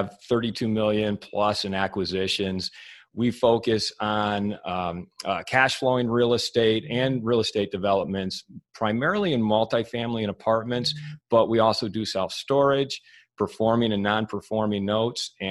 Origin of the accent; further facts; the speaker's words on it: Michigan, United States; moved away as an adult; also born or lived in Santa Monica, California; I moved back to Michigan, because I'm from Michigan originally